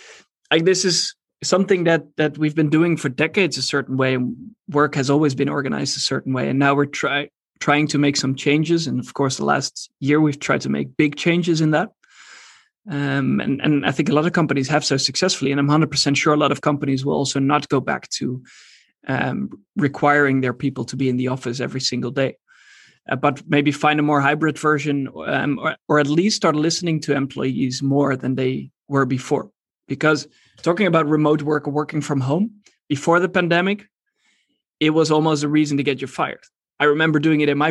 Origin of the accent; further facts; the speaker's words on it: Eindhoven, North Brabant, Netherlands; I'm in Eindhoven, the Netherlands at the moment, my hometown